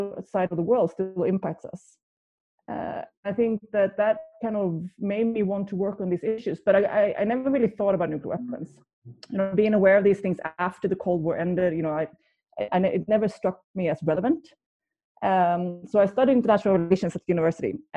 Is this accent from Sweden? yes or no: yes; outside Gothenburg, Västra Götaland, Sweden; I grew up in Sweden, outside Gothenburg